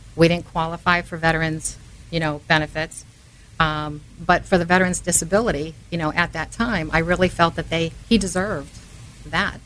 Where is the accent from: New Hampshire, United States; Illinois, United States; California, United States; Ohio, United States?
New Hampshire, United States; Manchester; I grew up in Manchester